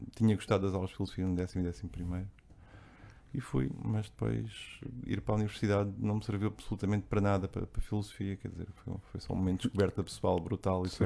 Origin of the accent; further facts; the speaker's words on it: Barreiro, Setúbal, Portugal; Eu cresci aqui no, no centro do Barreiro, aqui na fronteira entre o centro e o Barreiro Velho